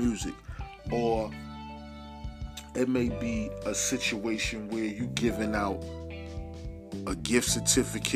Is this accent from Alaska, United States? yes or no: no; New York City, New York, United States; I'm from Harlem